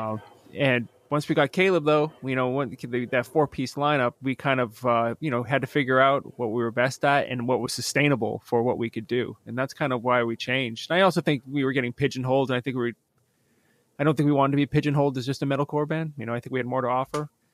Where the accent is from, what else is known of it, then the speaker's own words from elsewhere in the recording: Methuen, Massachusetts, United States; I was born in Methuen, Massachusetts